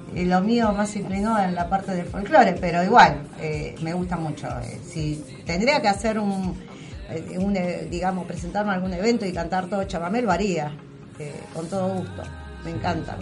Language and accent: Spanish; La Matanza, Buenos Aires Province, Argentina; nosotros somos artistas matanceros